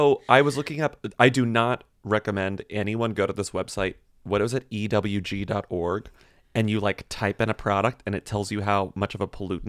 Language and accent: English; Texas, United States; I mean, I did every sport because like I'm from Texas.